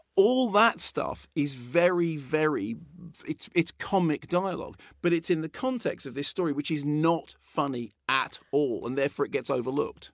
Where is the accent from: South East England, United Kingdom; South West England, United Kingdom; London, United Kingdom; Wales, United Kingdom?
London, United Kingdom; Barnet; I grew up in Barnet